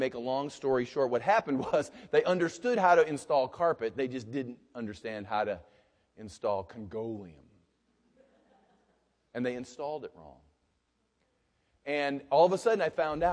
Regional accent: United States; I'm an American.

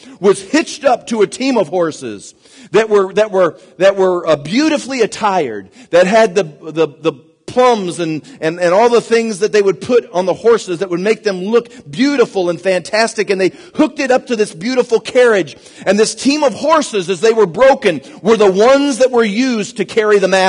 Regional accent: United States; I'm an American myself

